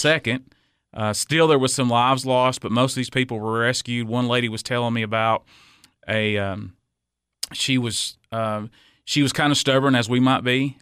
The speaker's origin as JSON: {"language": "English", "town": "Cookeville", "region": "Tennessee", "country": "United States", "tie": "born or raised there", "said": "I was born and raised here in Cookville."}